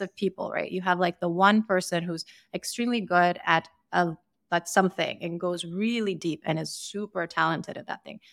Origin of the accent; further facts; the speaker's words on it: Sierra Leone; also born or lived in Boston / San Francisco / New York City; now in Austin, United States; I grew up in Sierra Leone, I would spend summers in Ukraine